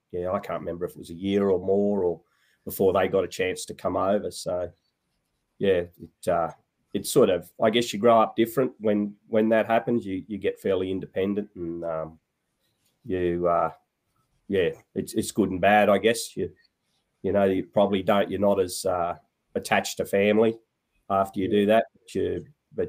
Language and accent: English; TSS, Queensland, Australia; also born or lived in Western Australia; I went to boarding school from grade three. I was born in West Australia, actually, and went over to school at TSS there through to my senior year.